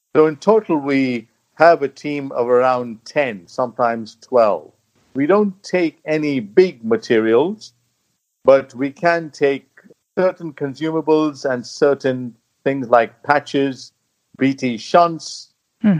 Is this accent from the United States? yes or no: no; India; moved away as an adult; now in United Kingdom; I'm British Indian, and I spent the first couple of decades in my life in India where I became a doctor and also did my early training.